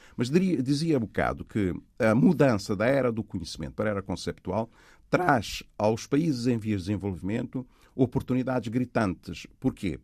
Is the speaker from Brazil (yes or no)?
no; Angola; moved away; also born or lived in Cape Verde; Cabo Verde, onde eu nasci, Angola, onde eu cresci